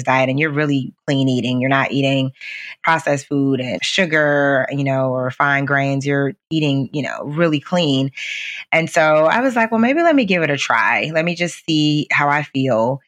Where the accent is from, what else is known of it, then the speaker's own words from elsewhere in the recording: Midwest, United States; I grew up in the Midwest